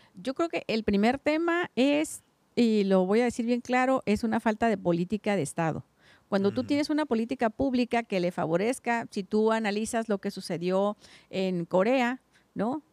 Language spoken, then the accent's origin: Spanish; Guadalupe Victoria, Baja California, Mexico; yo soy del Valle, de Guadalupe Victoria, kilómetro 43